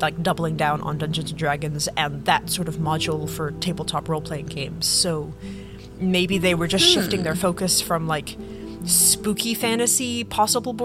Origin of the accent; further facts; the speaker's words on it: England, United Kingdom; moved away; I'm originally from England